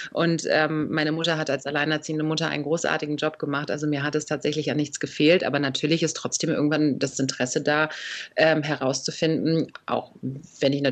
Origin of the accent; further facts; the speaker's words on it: Berlin, Germany; accent: Berlin; Wobei ich sagen muss, ich habe diesen typischen Berliner Akzent gar nicht so sehr.